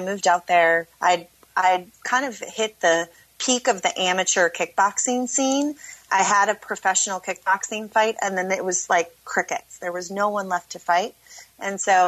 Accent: Minneapolis, Minnesota, United States; also born or lived in Las Vegas; I'm from Minneapolis

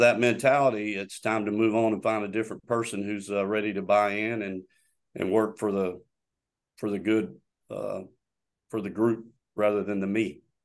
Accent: Florida, United States; moved away as an adult; also born or lived in Arkansas / North Georgia; I'm originally from Florida

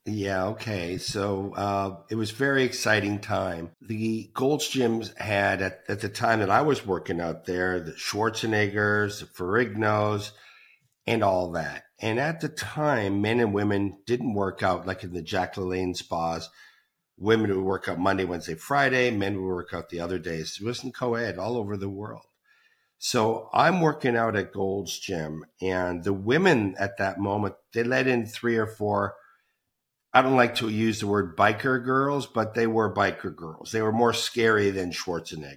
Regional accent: Toronto, Ontario, Canada; moved away; I'm Canadian, back to Toronto, Canada

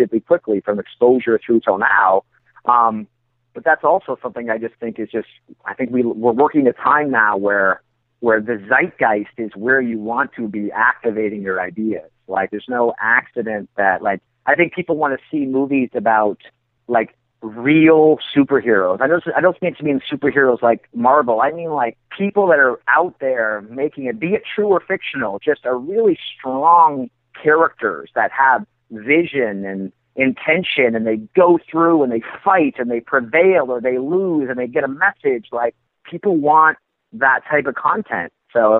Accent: Canada; I'm from Canada

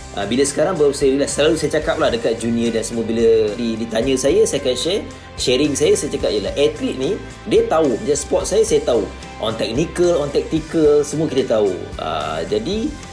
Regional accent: Kulim, Kedah, Malaysia; saya asal kulim Kedah

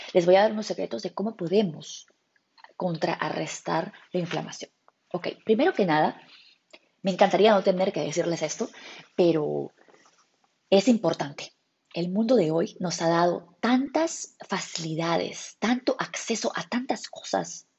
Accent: Peru; nosotros como peruanos en mi cultura tenemos

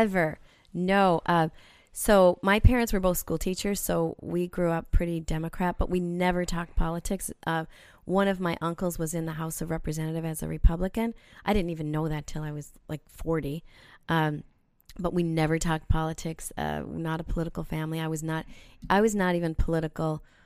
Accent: South Saint Paul, Minnesota, United States; moved away as an adult; also born or lived in Winnipeg; growing up in South Saint Paul

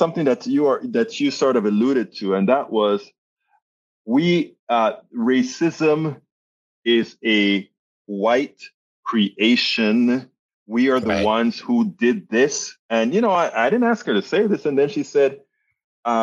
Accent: Panama; I'm from Panama, Central America

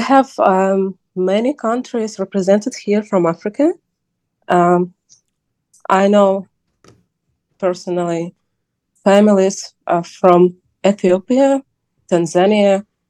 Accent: Kharkiv, Kharkiv Oblast, Ukraine; English is a second language; also born or lived in Odesa / Kyiv; now in Lviv, Ukraine; I'm from Kharkiv. I was born there, but I don't live in Kharkiv for many years. I lived in Odessa, then Kyiv, then I moved to Lviv.

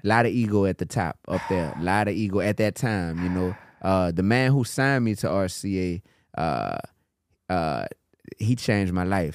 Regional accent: New Orleans, Louisiana, United States; I grew up in New Orleans

